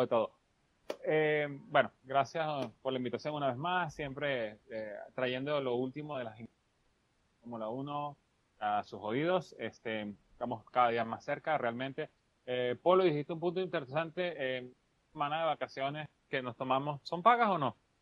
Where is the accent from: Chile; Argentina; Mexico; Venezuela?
Venezuela; como buen estudiante venezolano